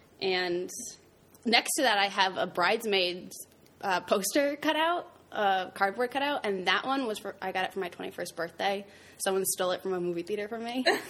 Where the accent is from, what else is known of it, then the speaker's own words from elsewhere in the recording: Brookfield, Connecticut, United States; I went to high school in Brookfield, Connecticut. That's where I'm from, everyone.